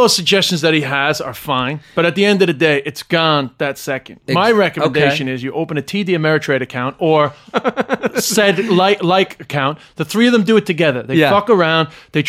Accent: London, United Kingdom; born there; also born or lived in Ireland; plus I was born in the EU because I was born in London.

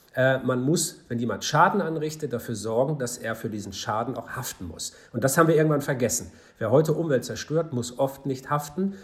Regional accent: Hamburg, Germany; in meiner Heimatstadt Hamburg

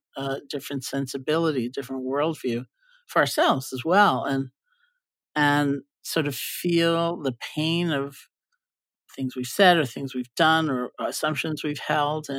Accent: New York, United States; I'm a New Yorker

